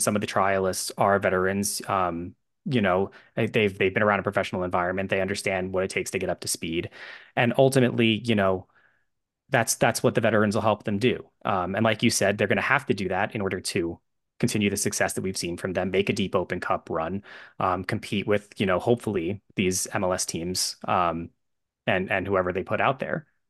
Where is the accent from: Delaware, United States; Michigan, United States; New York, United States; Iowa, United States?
New York, United States; New York area, United States; I'm from the New York area